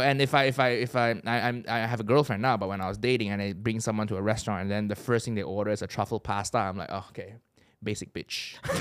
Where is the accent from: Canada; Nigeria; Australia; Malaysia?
Malaysia; moved away as an adult; also born or lived in Chicago area, United States; now in United Kingdom; I grew up in Malaysia